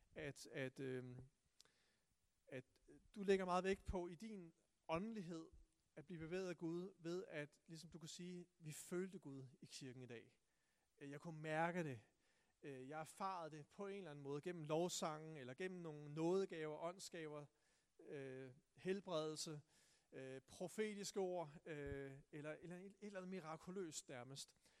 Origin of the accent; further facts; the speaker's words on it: Tune, Zealand, Denmark; jeg voksede op i Tune